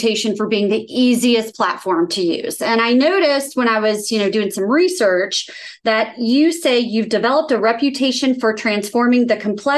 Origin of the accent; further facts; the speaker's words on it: Atlanta, Georgia, United States; You're in my hometown